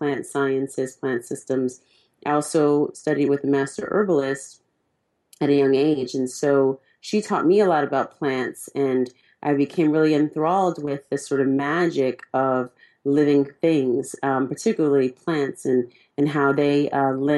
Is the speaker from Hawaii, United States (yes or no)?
no; California, United States; I'm from California, and in Cali